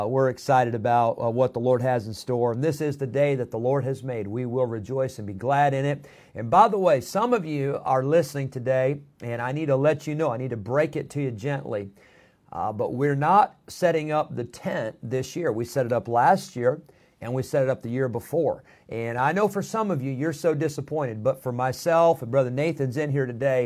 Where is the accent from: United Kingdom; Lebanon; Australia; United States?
United States; Midwest; moved away as an adult; now in Roanoke Rapids, United States; my wife and I, we grew up in the Midwest.